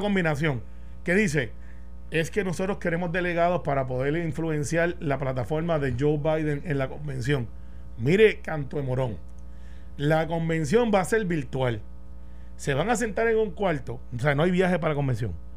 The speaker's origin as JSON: {"language": "Spanish", "town": "Guaynabo", "country": "Puerto Rico", "tie": "born or raised there", "said": "Guaynabo, de donde yo soy, aunque no resido ahí ya, pero yo soy del barrio Santa Rosado y criado en Cantagallo"}